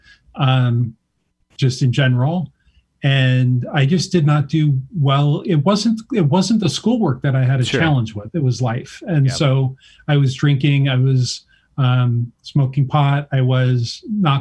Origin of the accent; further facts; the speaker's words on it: Malibu, California, United States; also born or lived in Santa Monica, California / Silicon Valley, California / Bangkok, Thailand; I grew up in Malibu, California